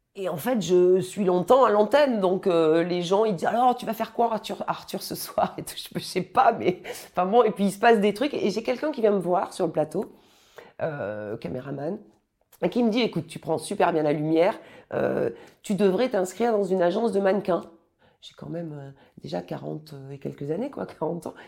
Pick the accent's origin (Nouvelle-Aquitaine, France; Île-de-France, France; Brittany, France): Nouvelle-Aquitaine, France; Périgueux; moved away; also born or lived in Bordeaux / Clichy; Je suis originaire de Périgueux